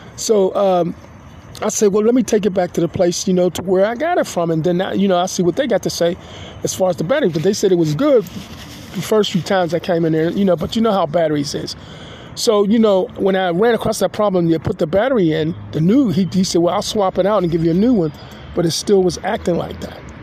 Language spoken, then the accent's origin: English; Pittsburgh, Pennsylvania, United States; I'm a Pittsburgher, I'm a Pennsylvanian, and I'm an American citizen